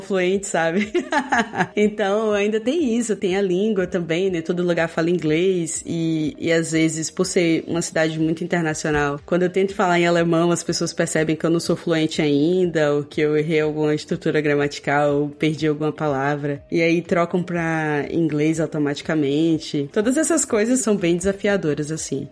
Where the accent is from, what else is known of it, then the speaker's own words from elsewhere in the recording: Feira de Santana, Bahia, Brazil; also born or lived in Belo Horizonte; now in Berlin, Germany; eu cresci em Feira de Santana